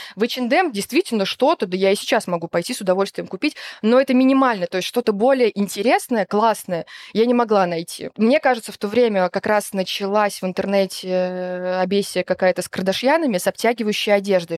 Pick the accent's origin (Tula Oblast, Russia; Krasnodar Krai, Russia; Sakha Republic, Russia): Tula Oblast, Russia; moved away as an adult; also born or lived in Yekaterinburg area; И в Тульской области я жила, получается, с трех лет, с двух до семнадцати.